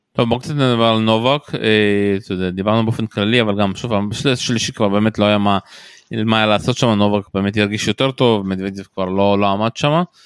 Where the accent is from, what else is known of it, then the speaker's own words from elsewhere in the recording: Israel; אנחנו כישראלים חווים